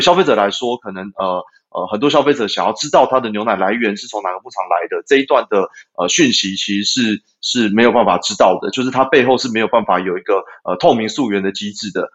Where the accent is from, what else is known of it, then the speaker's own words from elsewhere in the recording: Taipei, Taiwan; moved away as an adult; now in Yunlin, Taiwan; 原本我是台北人啦，对，那后来我就把，呃，户籍搬到云林